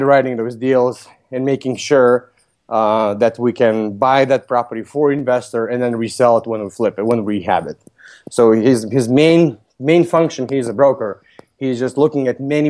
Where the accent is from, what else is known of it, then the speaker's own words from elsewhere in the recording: Lithuania; moved away as an adult; also born or lived in Vilnius, Lithuania; now in Chicago, United States; Originally, I'm from Lithuania. I came to U.S. when I was 21. I transferred from Vilnius University to UIC